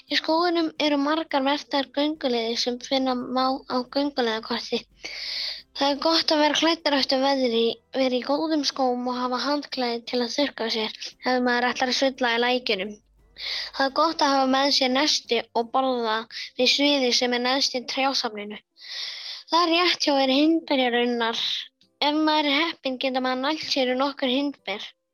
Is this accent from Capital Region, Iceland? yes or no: no; Egilsstaðir, Eastern Region, Iceland; ég er frá Egilstöðum sem er á Östalandi.